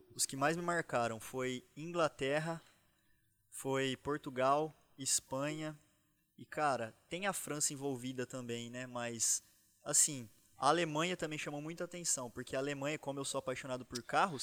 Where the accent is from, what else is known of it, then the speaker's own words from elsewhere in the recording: São Carlos, São Paulo, Brazil; Eu sou do interior de São Paulo, sou de São Carlos